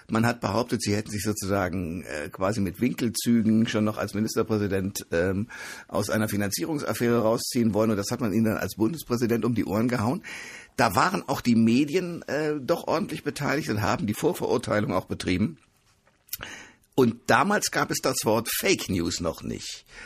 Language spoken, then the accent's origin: German; Osnabrück, Lower Saxony, Germany; also born or lived in Hannover area; now in Hannover, Germany; Wir stammen beide aus Osnabrück